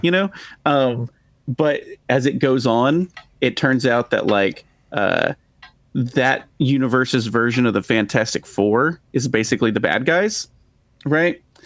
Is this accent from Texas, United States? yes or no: yes; Texas, United States; accent: drawl; we're from Texas, right? So, it's like, I like to think that I don't really have an accent, but there are certain words that I cannot say without, like, a drawl